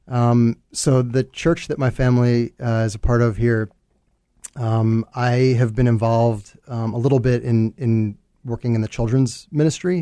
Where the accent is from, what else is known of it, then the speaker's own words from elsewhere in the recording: New York, United States; moved away as an adult; now in Chicago, United States; born and raised in New York, uh, came to Chicago actually for college